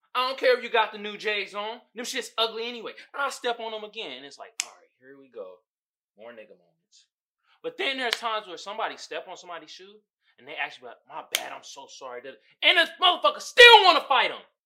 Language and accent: English; Oakland, California, United States; I grew up in Oakland